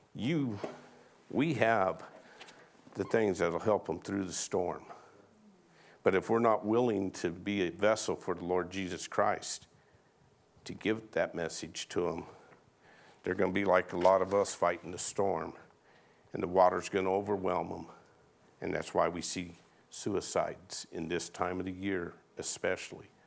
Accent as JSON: {"language": "English", "region": "Arizona", "country": "United States", "tie": "born or raised there", "said": "I was born and raised in Arizona, and I can remember as a little boy down here in McNeil being out playing"}